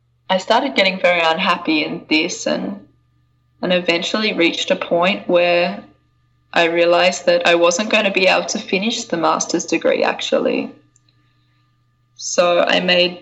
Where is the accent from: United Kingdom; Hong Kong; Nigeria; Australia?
Australia; I'm from Australia. I grew up in a small town in Australia.